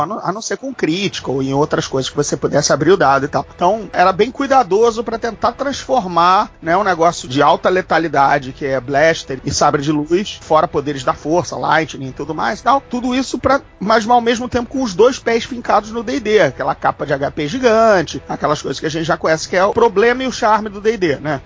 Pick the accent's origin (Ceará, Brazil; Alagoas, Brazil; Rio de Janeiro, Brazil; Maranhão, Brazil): Rio de Janeiro, Brazil; Sendo carioca, né, morando aqui numa grande guerra civil com facções mafiosas